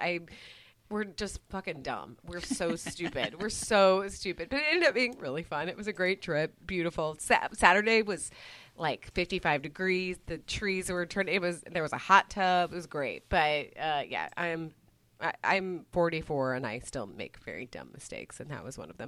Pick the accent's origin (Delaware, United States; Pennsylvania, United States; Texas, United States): Texas, United States; moved away; growing up in Texas